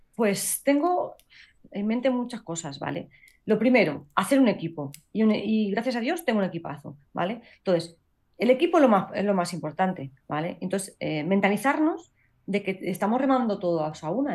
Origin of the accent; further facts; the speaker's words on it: Castilla-La Mancha, Spain; la primera castilla-la manchega, que eso también es un orgullo para mi tierra